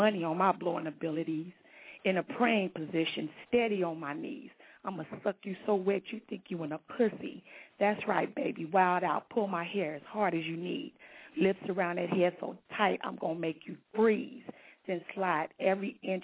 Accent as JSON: {"language": "English", "town": "Long Beach", "region": "California", "country": "United States", "said": "I'm from Long Beach, California, repping the LBC"}